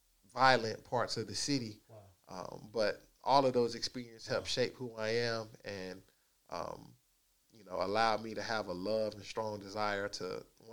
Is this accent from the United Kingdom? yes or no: no; Dallas, Texas, United States; I grew up and was able to experience a lot of different facets and aspects of Dallas